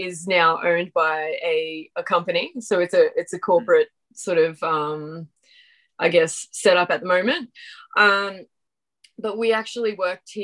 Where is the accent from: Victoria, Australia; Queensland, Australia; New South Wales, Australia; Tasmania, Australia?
Queensland, Australia; Ingham; moved away as an adult; also born or lived in Atherton Tablelands; where I grew up in Ingham, the athletics track was within 200 meters of my house